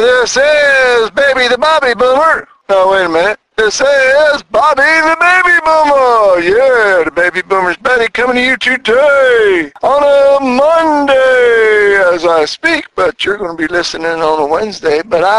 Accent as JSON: {"language": "English", "town": "Philadelphia", "region": "Pennsylvania", "country": "United States", "lives_now": "Chattanooga, United States", "said": "me and my Philly twin, we came from Philadelphia to work in Chattanooga, and we've already been here for 8 months"}